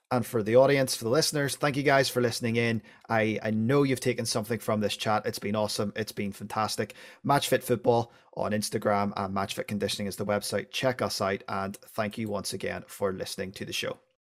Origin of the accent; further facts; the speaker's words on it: Northern Irish, Northern Ireland, United Kingdom; being Northern Irish